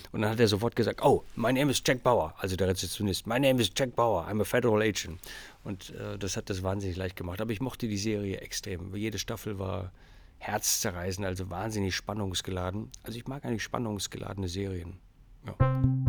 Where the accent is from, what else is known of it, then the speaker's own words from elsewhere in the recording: Hamburg, Germany; ich bin zum Teil in Hamburg groß geworden, als zwölfjähriger Stöpsel